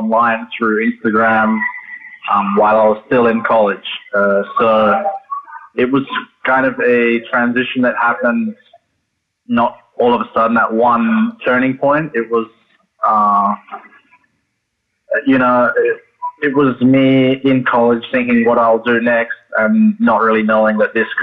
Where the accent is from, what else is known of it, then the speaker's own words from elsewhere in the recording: Adelaide, South Australia, Australia; moved away as an adult; also born or lived in Oregon, United States / Hawaii, United States; I was in Adelaide, Australia, which is my hometown